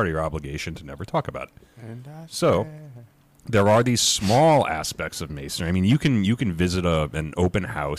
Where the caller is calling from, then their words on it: Connecticut, United States; So I'm speaking from Connecticut.